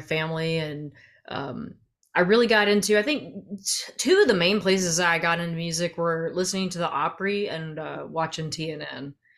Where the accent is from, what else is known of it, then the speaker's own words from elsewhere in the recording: central Arkansas, United States; I grew up in Arkansas, uh, kind of all over central Arkansas